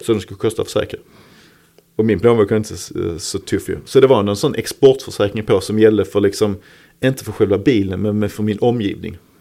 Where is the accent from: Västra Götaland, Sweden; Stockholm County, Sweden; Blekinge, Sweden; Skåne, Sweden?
Skåne, Sweden; Malmö; Holma som var lite mina neighborhoods, där jag är född och uppvuxen. Lindeborg ja. bodde jag när jag växte upp.